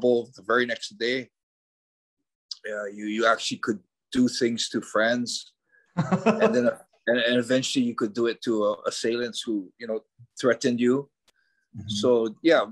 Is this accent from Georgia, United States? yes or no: no; Hawaii, United States; moved away as an adult; also born or lived in Japan; Hawaii, living, growing up in Hawaii